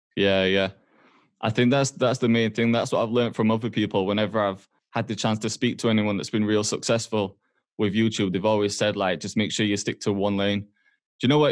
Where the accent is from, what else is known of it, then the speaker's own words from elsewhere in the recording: Huddersfield, Yorkshire and the Humber, United Kingdom; moved away as an adult; also born or lived in Toronto, Canada; now in Manchester, United Kingdom; I grew up in Huddersfield